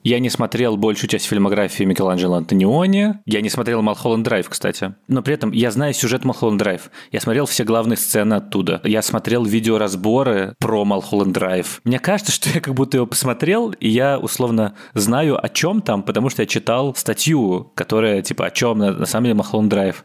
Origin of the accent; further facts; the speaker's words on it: Moscow, Russia; moved away as an adult; Это мой родной город, где я родился, где я вырос